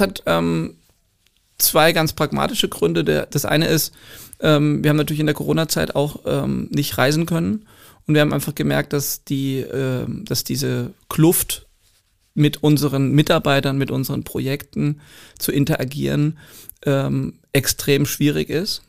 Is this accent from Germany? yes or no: yes; Germany; als Deutscher